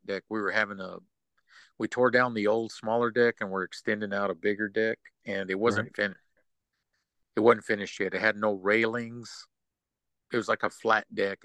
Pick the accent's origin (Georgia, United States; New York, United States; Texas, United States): Texas, United States; West; moved away as an adult; now in East Texas, United States; I'm originally from West Texas